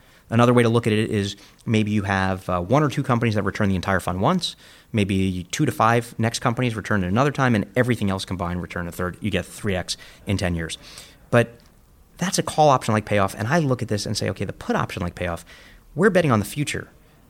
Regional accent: New York, United States; And I grew up in Coney Island. There were carny barkers and hustlers and con men.

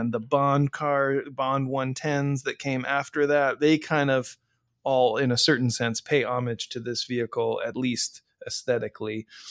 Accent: Midwest, United States; I grew up, I grew up in the Midwest, and the Midwest is part of the salt belt

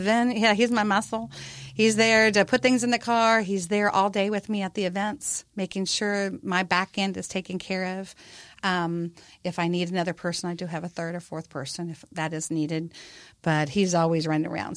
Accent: Iowa, United States; also born or lived in Hawaii; now in Texas, United States; I'm basically a little uh, Iowa girl back in Card Lake, Iowa. But uh, I've lived there, lived in Hawaii, and I've been to Texas for about 25 years.

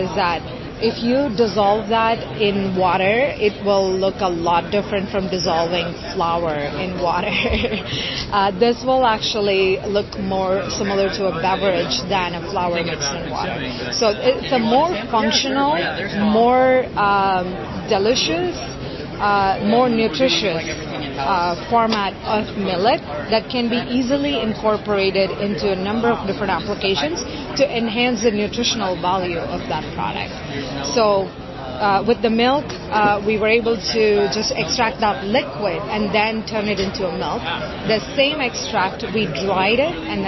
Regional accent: India; moved away; I grew up in India and experienced the struggles around poverty

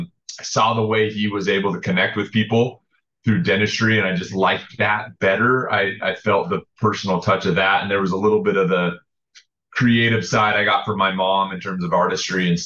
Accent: Salt Lake City, Utah, United States; moved away as an adult; also born or lived in Japan; now in San Diego, United States; Grew up in Salt Lake

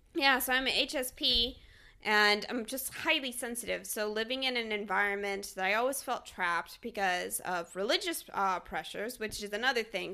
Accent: Texas, United States; now in Talent, Oregon, United States; I was born in Texas, so my family is still in Texas

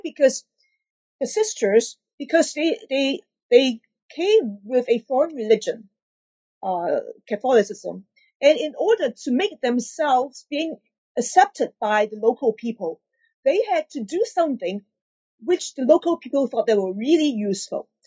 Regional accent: Hong Kong; also born or lived in Honolulu, Hawaii; I'm born and raised in Hong Kong

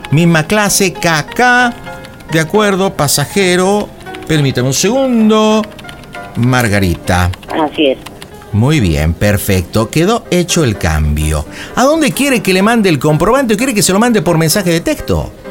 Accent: Mexico; Sí, soy mexicana.

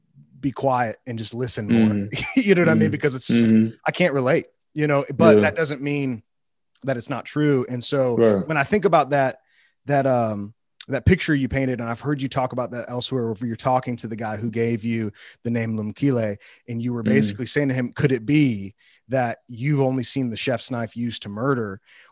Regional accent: outside Chicago, Illinois, United States; now in Western North Carolina, United States; I grew up outside Chicago in a really affluent suburb. I live in Western North Carolina.

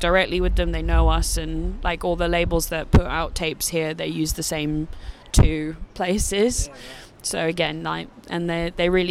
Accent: United Kingdom; A lot of our bands in the UK

